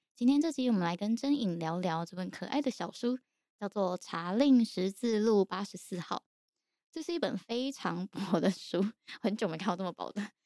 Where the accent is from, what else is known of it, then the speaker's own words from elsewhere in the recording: Taiwan; 毕竟我们都是成长于台湾和平年代的人